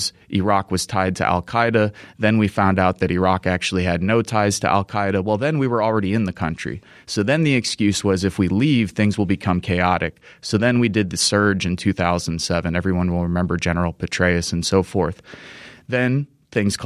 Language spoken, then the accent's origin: English; United States; East Chicago, Indiana, which isn't too far from my hometown